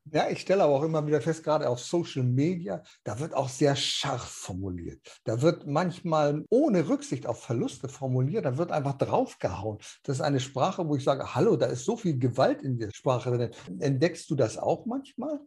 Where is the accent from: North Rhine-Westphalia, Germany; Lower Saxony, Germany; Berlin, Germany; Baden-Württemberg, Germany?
Berlin, Germany; moved away; in meiner alten Heimat. Da warst in Berlin.